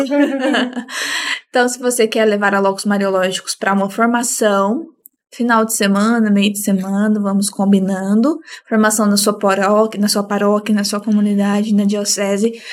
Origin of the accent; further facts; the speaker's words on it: Minas Gerais, Brazil; Sou mineira